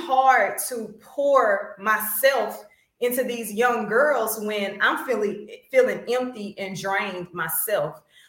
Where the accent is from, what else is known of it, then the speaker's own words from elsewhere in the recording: Beaumont, Texas, United States; I am from Beaumont, Texas. I am a proud graduate of Westbrook High School. So I've been in BISD my entire life, even including now.